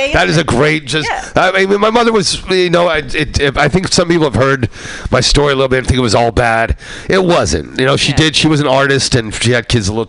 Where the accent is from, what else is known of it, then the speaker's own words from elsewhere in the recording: East Coast, United States; I grew up on East Coast where this guy had this guitar player who was trying to teach me bass.